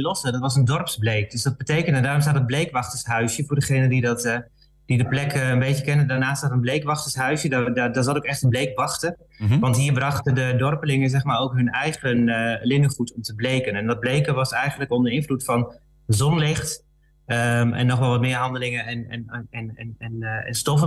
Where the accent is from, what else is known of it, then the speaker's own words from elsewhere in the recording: Balkbrug, Overijssel, Netherlands; Ik ben geboren in, wel in, in Overijssel, maar in, de, in Balkbrug